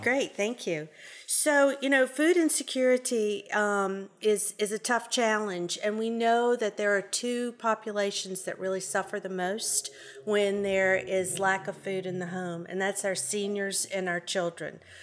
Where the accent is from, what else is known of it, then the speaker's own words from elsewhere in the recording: New Orleans, Louisiana, United States; moved away as an adult; now in Shreveport, United States; I am originally from New Orleans, and sometimes I say words and it's, you'll know I'm from New Orleans.